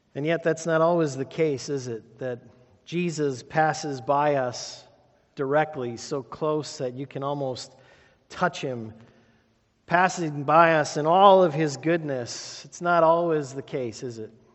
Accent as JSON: {"language": "English", "town": "Sheboygan", "region": "Wisconsin", "country": "United States", "tie": "born or raised there", "said": "Growing up in Sheboygan, my Uncle Jack was a welder."}